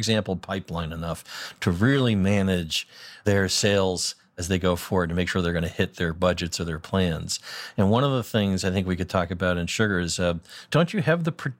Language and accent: English; Boston, Massachusetts, United States; accent: Boston